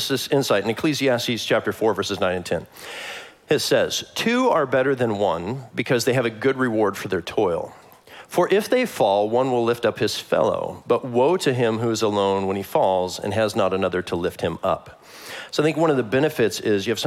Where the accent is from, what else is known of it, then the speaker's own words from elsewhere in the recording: Kansas City, Missouri, United States; moved away; I'm from Kansas City